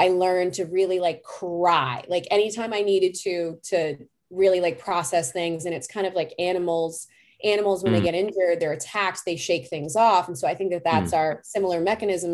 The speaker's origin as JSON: {"language": "English", "town": "Boston", "region": "Massachusetts", "country": "United States", "said": "I'm from Boston"}